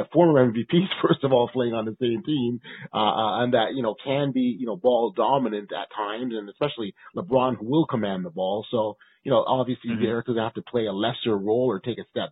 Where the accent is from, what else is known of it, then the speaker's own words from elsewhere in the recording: Toronto, Ontario, Canada; my hometown Raptors?